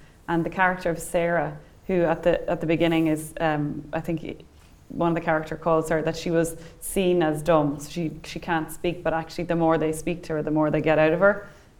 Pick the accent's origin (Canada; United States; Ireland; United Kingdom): Ireland; Dundalk, Leinster; I'm from Dundalk on the border.